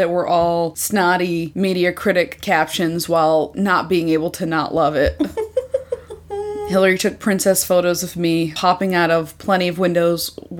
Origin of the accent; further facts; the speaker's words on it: Western New York, United States; I'm from Western New York